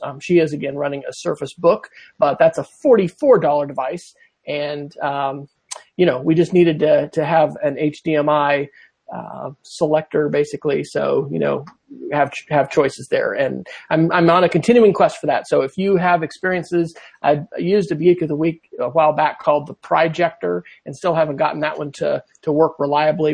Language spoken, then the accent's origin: English; Manhattan, Kansas, United States; my hometown of Manhattan, Kansas